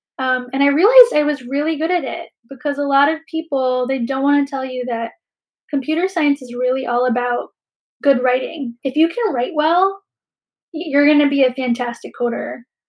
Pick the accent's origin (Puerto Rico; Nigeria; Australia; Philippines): Philippines; now in Bay Area, United States; as a Filipina, I understand that we come from a long history of colonization and displacement